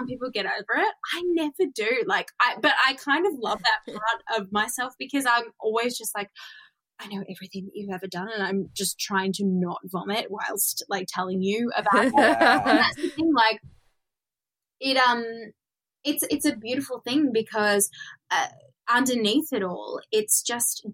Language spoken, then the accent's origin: English; Blue Mountains, New South Wales, Australia; now in Sydney, Australia; I grew up in the Blue Mountains